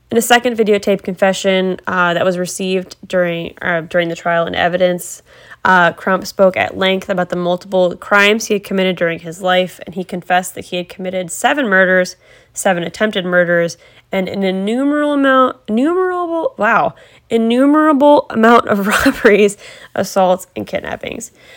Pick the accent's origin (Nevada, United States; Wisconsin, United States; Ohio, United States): Ohio, United States; I'm from Ohio